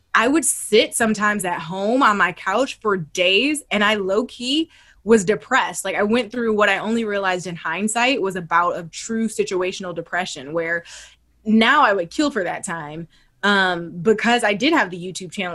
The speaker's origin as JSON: {"language": "English", "town": "Toledo", "region": "Ohio", "country": "United States", "moved": "yes", "said": "I'm from Ohio. Like I'm from Toledo"}